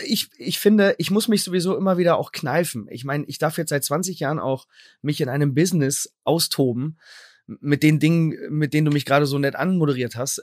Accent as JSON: {"language": "German", "town": "Sendenhorst", "region": "North Rhine-Westphalia", "country": "Germany", "tie": "born or raised there", "said": "in meiner Stadt Sendnos, wo ich herkomme"}